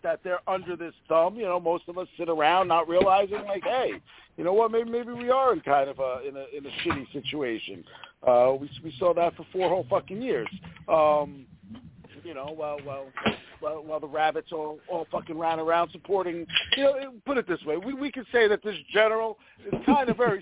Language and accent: English; United States